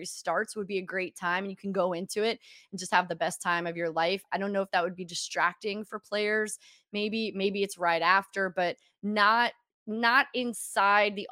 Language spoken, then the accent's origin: English; St. Louis, Missouri, United States; I'm from St. Louis.